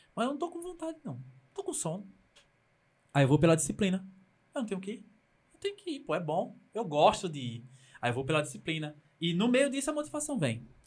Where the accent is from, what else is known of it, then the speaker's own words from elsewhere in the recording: Pernambuco, Brazil; eu sou do Nordeste do Brasil, mesmo as pessoas não entendendo o que, que é Pernambuco